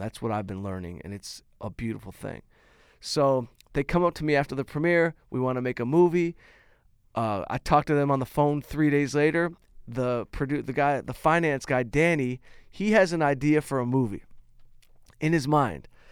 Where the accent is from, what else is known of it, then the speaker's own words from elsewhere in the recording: Detroit, Michigan, United States; moved away; Detroit, my hometown